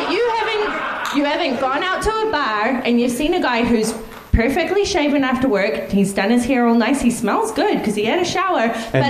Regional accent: New Zealand; now in Fort McMurray, Canada; as most of you probably know, I'm from New Zealand, and I actually, I was growing up...

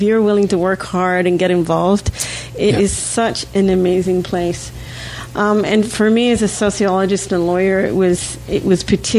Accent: Australia; now in Canada; I actually was born and raised in Australia. Don't have a funny accent anymore. My mother was Canadian.

